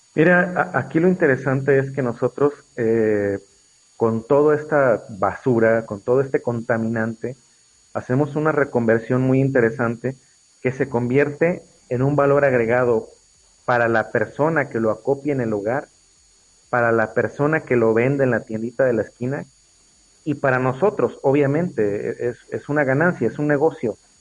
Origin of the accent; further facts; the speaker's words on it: Mexico; somos mexicanos